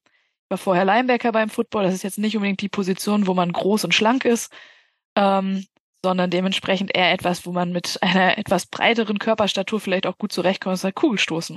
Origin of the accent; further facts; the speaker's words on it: Bielefeld, North Rhine-Westphalia, Germany; Ich komme aus Bielefeld